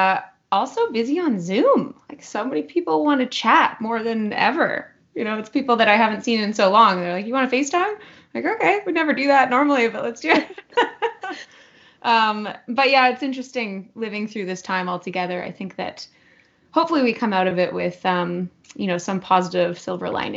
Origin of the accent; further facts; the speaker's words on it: Whistler, British Columbia, Canada; I grew up in Whistler